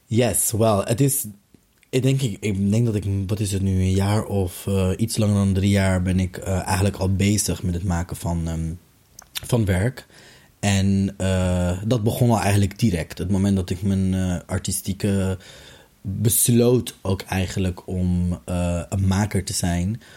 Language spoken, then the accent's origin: Dutch; The Hague, South Holland, Netherlands; geboren en getogen in Den Haag